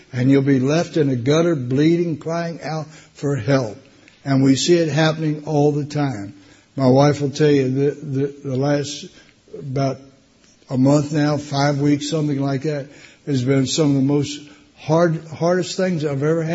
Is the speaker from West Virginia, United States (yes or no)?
yes; West Virginia, United States; moved away; I was born and raised in West Virginia. That's a hillbilly state down in the States